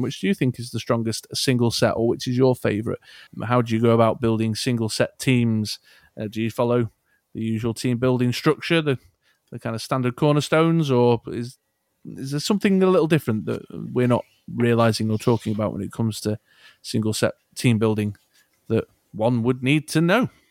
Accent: Manchester, North West England, United Kingdom; accent: Mancunian; my Manck accent

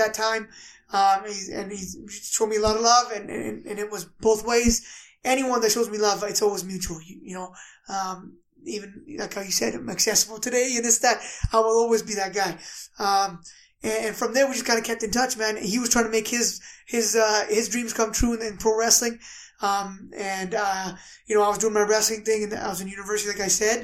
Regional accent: Canada; We're Canadian

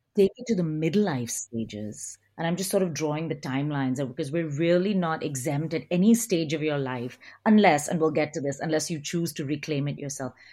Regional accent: India; moved away; also born or lived in United Kingdom / United States / Australia; I grew up in India

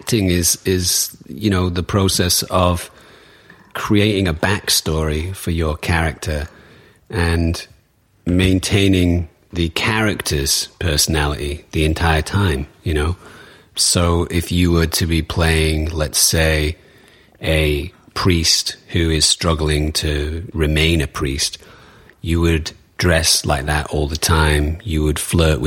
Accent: Manchester, North West England, United Kingdom; moved away; I come from Manchester.

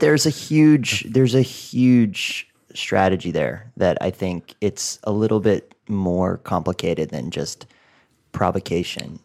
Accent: outside of Boston, Massachusetts, United States; moved away as an adult; also born or lived in Los Angeles; my hometown outside of Boston

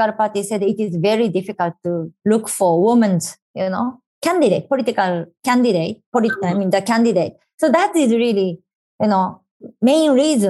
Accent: Japan; I was in my hometown

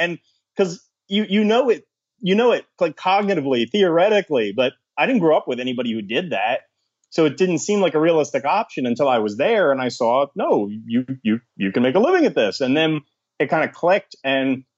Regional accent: southern New Jersey, United States; moved away as an adult; also born or lived in Philadelphia, Pennsylvania; I was born in Philadelphia, Pennsylvania, and I grew up in southern New Jersey, just outside Philadelphia

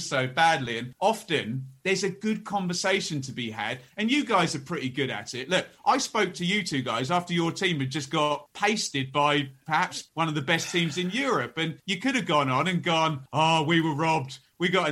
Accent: Ipswich, East of England, United Kingdom; I was born and raised in Ipswich

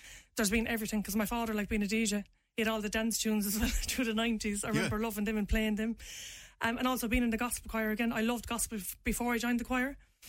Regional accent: Limerick, Munster, Ireland; Because I am from Limerick City, I am from Ireland, and even if I'm going to rap, I want to rap in my own voice, like, and be authentic.

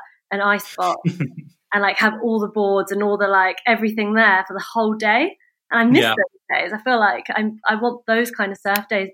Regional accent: North Cornwall, between Launceston and Bude, South West England, United Kingdom; I'm just up at my folks' house, which is in between sort of Launceston and Bude, which is sort of where I grew up

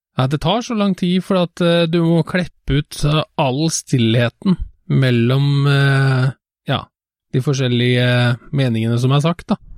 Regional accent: Trøndelag, Norway; jeg jo halvt trønder fra barnsbeina

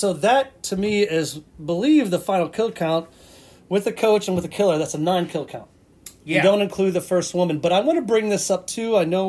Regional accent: North Carolina, United States; My home state.

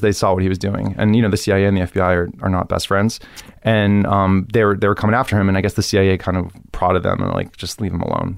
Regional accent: Miami, Florida, United States; moved away as an adult; also born or lived in New York; now in Los Angeles, United States; Growing up in Miami is great.

